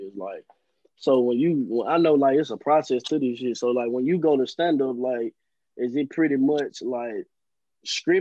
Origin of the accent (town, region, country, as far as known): Memphis, Tennessee, United States